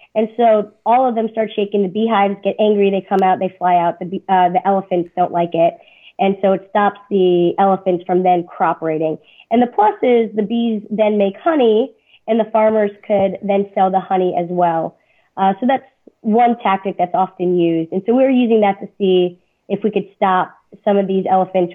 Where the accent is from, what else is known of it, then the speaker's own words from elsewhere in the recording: South Florida, United States; now in Indiana, United States; I'm from South Florida originally